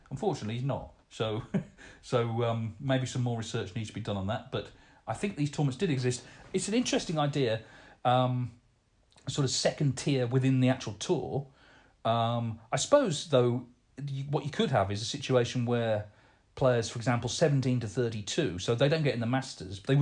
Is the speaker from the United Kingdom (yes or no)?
yes; Portsmouth, South East England, United Kingdom; born or raised there